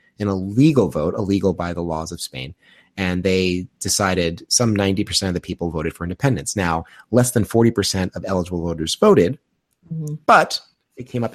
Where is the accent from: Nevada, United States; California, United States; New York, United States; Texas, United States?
New York, United States; Long Island; I grew up in New York, Long Island